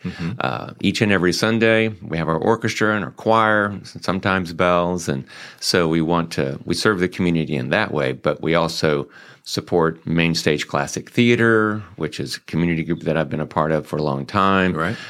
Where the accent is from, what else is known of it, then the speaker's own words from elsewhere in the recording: Greenville, South Carolina, United States; accent: twang; also born or lived in Joliet, Illinois; now in Mansfield, United States; I got my accent from down south in Greenville, South Carolina